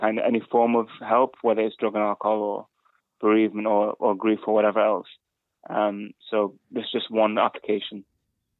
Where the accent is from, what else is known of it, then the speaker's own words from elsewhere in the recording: Manchester, North West England, United Kingdom; first language English; moved away as an adult; also born or lived in Spain; now in Bristol, United Kingdom; I did 1 year back in my hometown in Manchester.